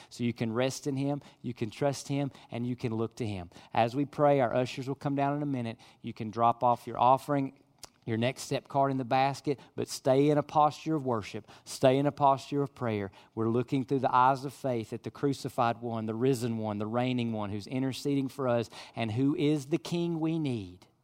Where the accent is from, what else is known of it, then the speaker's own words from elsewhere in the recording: United States; I'm an American